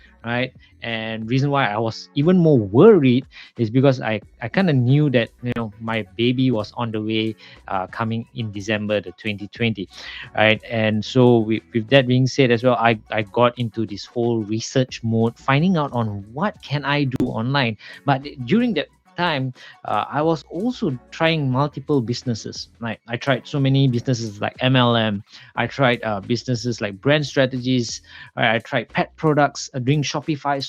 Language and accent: English; Malaysia; I'm originally from Malaysia